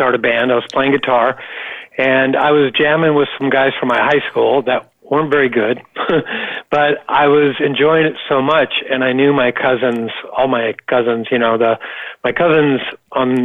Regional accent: Los Angeles, California, United States; We're born and raised in Venice Beach, California

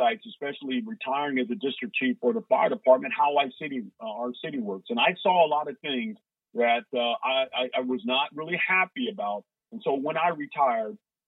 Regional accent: Cincinnati, Ohio, United States; I was born in Avondale. Spent my formative years in the West End, what I call considered the gym of the West End in Parktown, and moved from Parktown back to Avondale, in which I graduated from Hughes High School

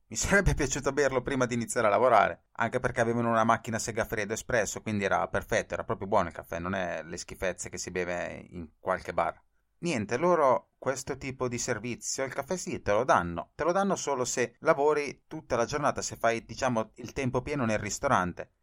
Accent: Italy; moved away as an adult; now in Tokyo, Japan; sarò costretto a tornare in Italia

